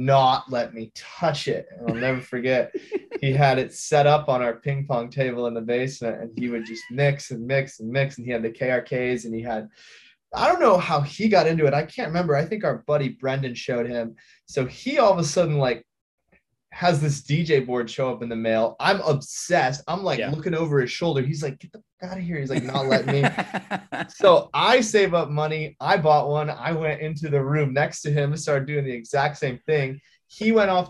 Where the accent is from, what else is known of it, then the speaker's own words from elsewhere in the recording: Traverse City, Michigan, United States; there's no nightlife in my hometown